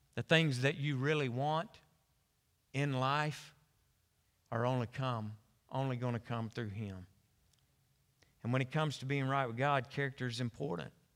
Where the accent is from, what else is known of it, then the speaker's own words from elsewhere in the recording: Conway, United States; I was born and raised in Conway